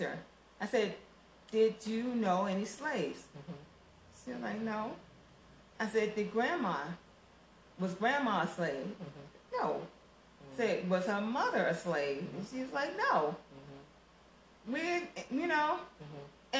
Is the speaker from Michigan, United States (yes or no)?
no; Baltimore, Maryland, United States; I grew up in Baltimore, Maryland